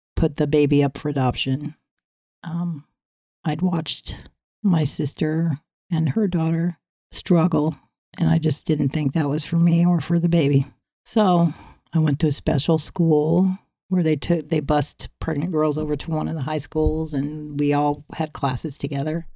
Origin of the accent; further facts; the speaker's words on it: San Diego, California, United States; moved away; also born or lived in Norfolk, Virginia / Westminster, California; when we moved to Claremont in San Diego